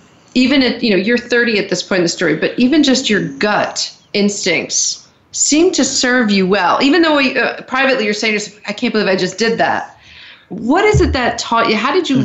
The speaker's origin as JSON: {"language": "English", "region": "New Jersey", "country": "United States", "said": "I'm from New Jersey"}